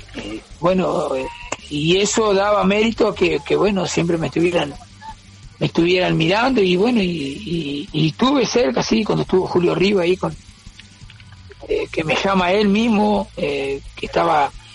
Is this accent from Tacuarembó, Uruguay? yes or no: yes; Paso de los Toros, Tacuarembó, Uruguay; moved away as an adult; also born or lived in Montevideo; Yo me fui en el 98 de acá de Paso los Toros